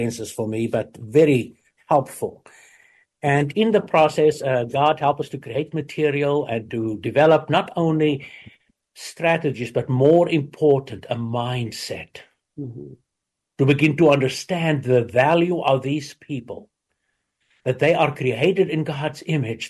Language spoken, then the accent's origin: English; South Africa; moved away as an adult; now in United States; I grew up in South Africa